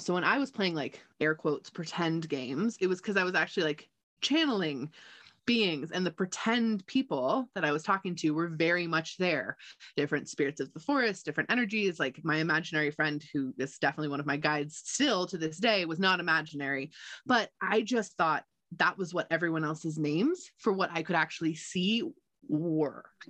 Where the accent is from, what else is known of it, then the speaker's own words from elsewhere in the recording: United States; also born or lived in Gardnerville, Nevada; I grew up in Lake Tahoe. I was lucky enough to be born and raised here.